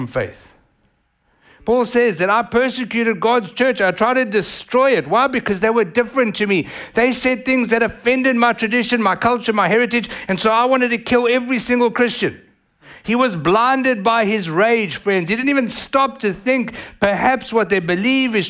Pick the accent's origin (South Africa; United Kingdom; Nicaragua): South Africa; accent: South African; now in United States; I was born in South Africa, I was a first generation South African born to Italian immigrant parents